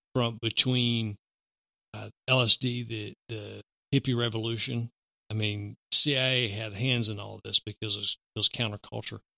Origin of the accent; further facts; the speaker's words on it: the South, United States; here growing up in the South